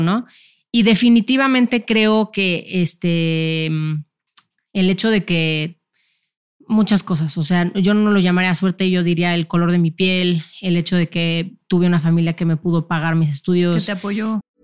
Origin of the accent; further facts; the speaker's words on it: Mexico; yo siendo mexicana